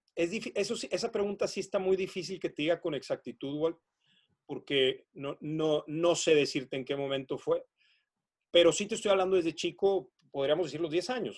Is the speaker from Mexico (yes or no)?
yes; northern Mexico, Mexico; Yo soy un enamorado de mi país me considero patriota, amo a México